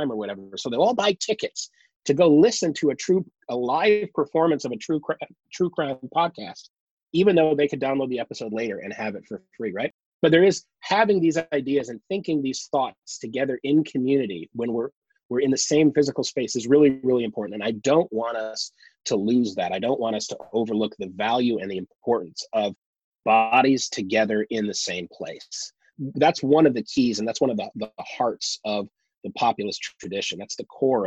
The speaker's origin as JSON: {"language": "English", "region": "Michigan", "country": "United States", "tie": "born or raised there", "said": "where I grew up in Michigan"}